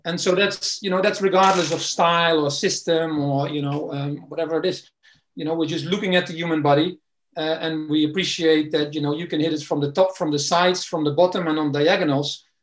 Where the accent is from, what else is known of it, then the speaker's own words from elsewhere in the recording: Netherlands; also born or lived in East London, United Kingdom; now in London, United Kingdom; I'm originally from the Netherlands. Came to the UK um, some time ago